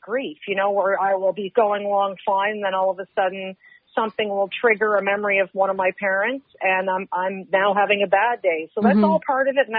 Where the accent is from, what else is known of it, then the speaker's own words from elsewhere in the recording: Halifax, Nova Scotia, Canada; I grew up in Purcell's Cove, which is a little community just outside the edge of Halifax